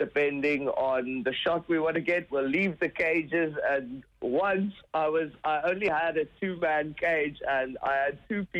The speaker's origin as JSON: {"language": "English", "town": "Gansbaai", "region": "Western Cape", "country": "South Africa", "tie": "born or raised there", "said": "my hometown, which is Gansbaai, and it's actually the capital of great white sharks in the world. It's about 2 hours away from Cape Town. In South Africa"}